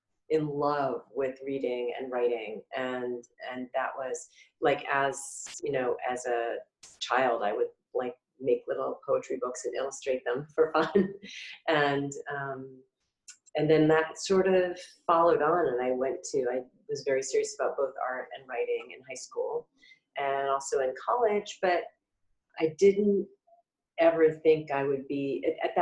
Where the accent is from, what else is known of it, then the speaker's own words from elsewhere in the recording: Boston, Massachusetts, United States; also born or lived in New Jersey / New York City; I was born actually in New Jersey where my parents were living while my dad was working in New York. And then we quickly moved to New England and I grew up in Massachusetts, or Boston